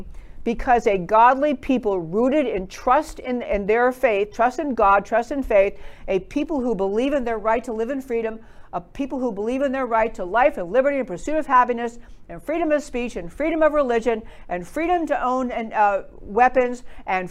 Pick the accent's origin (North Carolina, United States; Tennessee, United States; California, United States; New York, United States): New York, United States; I grew up in New York and I can talk pretty fast